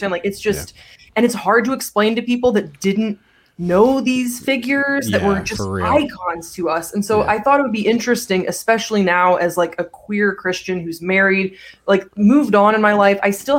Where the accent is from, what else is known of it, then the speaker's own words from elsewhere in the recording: Belgium; also born or lived in South Carolina, United States; I grew up in Belgium. I was born in South Carolina. Both my parents are American